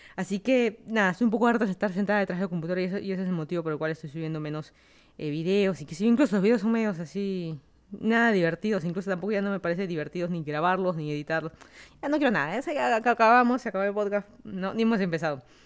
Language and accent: Spanish; Lima, Peru; moved away as an adult; also born or lived in Miami / Virginia; now in Fairfax County, Virginia, United States; yo soy de Lima, Perú. Me mudé a Estados Unidos hace más de tres años.